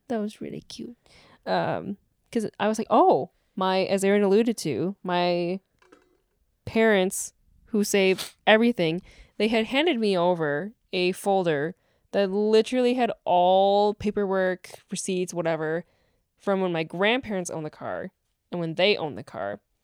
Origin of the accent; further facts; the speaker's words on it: West Bend, Wisconsin, United States; that dealership in West Bend now, my hometown.